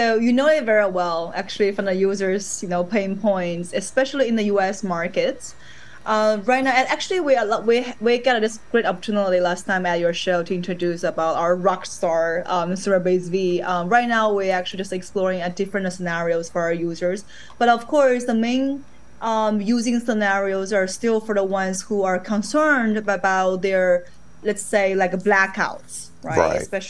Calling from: Shenzhen, Guangdong, China; right now I'm actually calling from Shenzhen, China.

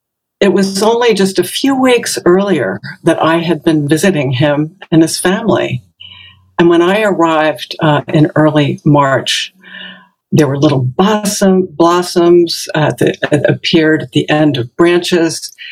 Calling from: Branford, Connecticut, United States; a senior student at the Village Zendo, and I'm speaking from Brantford, Connecticut.

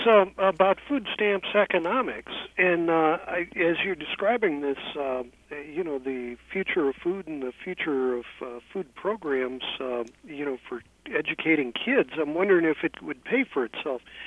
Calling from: San Francisco, California, United States; I'm calling you from San Francisco

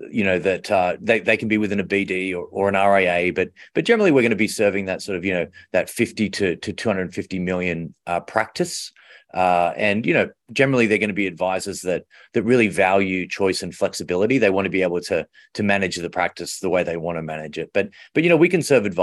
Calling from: Chicago, Illinois, United States; I'm calling in from Chicago, so at uh, 22 West Washington, which is Morningstar's head office.

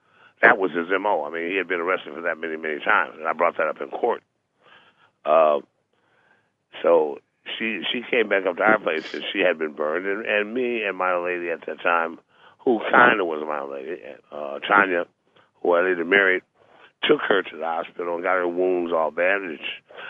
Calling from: Los Angeles, California, United States; It's from Los Angeles.

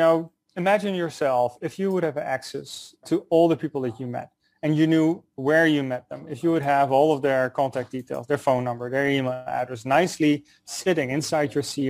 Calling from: New York City, New York, United States; I'm calling in from New York City. Warm New York City at the moment, a block away from Wall Street.

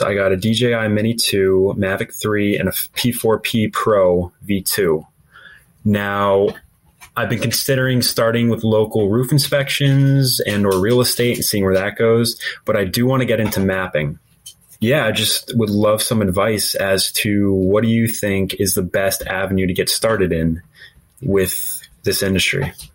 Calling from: Hudson Valley, New York, United States; I'm calling from the Hudson Valley, New York.

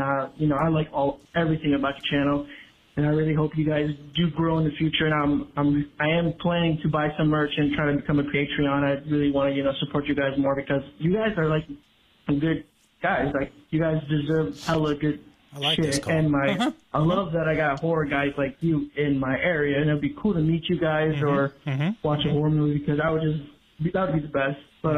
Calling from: United States; I'm calling from Washington.

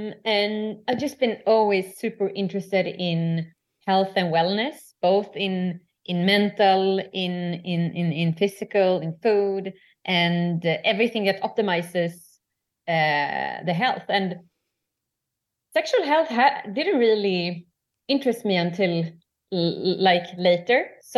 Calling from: Stockholm, Stockholm County, Sweden; English is a second language; I'm joining you from Stockholm, Sweden.

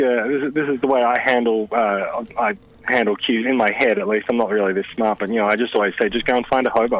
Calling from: Sydney, New South Wales, Australia; I'm calling in from Sydney.

